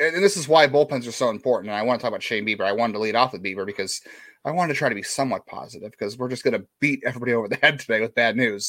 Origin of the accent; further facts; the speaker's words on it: Michigan, United States; I was south of Detroit, but not south Detroit.